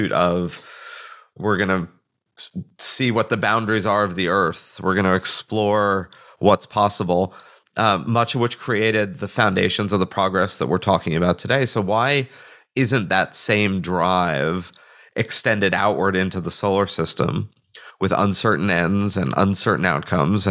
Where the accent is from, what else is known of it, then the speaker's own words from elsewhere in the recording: New York City, New York, United States; I grew up in New York City